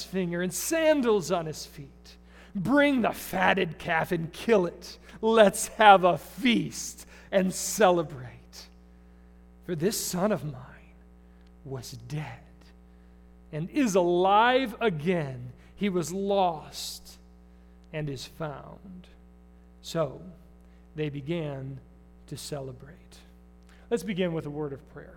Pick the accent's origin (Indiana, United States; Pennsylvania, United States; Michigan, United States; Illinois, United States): Michigan, United States; Davison; I grew up in Davison, Michigan